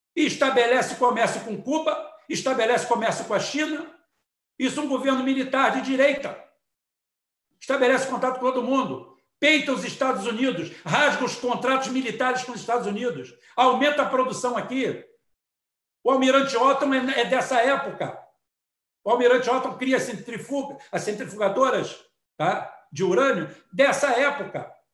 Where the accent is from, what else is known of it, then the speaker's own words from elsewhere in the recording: Itaboraí, Rio de Janeiro, Brazil; eu sou daqui de Itaboraí